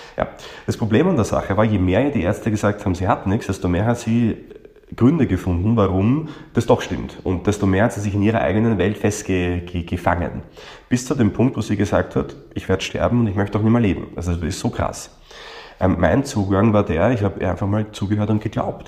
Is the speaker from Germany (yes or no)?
no; Austria; bei uns in Österreich